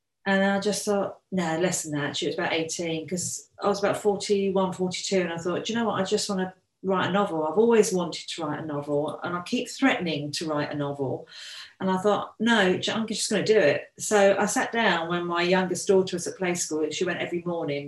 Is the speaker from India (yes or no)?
no; Brighton, South East England, United Kingdom; I've lived here all my life, to be fair, so I'm used to living by the sea